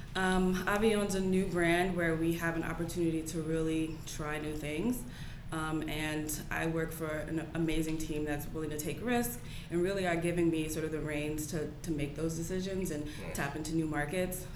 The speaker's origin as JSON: {"language": "English", "town": "Englewood", "region": "New Jersey", "country": "United States", "said": "I'm from Englewood, New Jersey."}